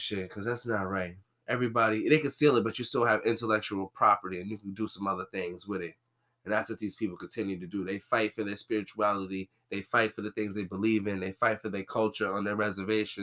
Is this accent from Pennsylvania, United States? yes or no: no; New York City, New York, United States; I'm from the Bronx